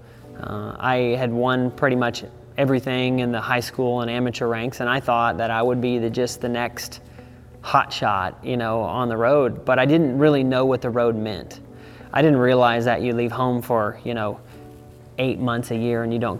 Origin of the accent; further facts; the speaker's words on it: Savannah, Missouri, United States; now in Texas, United States; I grew up on a ranch in Savannah, Missouri